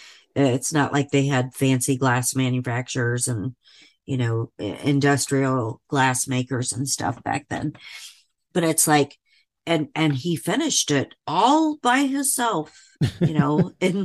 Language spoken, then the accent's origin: English; Indiana, United States; I grew up in Indiana. So I grew up not too far from Chicago.